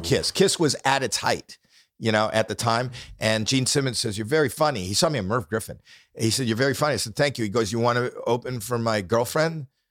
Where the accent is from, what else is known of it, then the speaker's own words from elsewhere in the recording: Toronto, Ontario, Canada; I'm not from New York, I'm from, from Toronto.